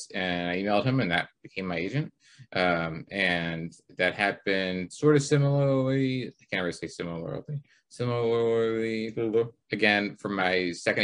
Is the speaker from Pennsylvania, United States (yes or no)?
yes; Pittsburgh, Pennsylvania, United States; moved away; I grew up in Pittsburgh for a while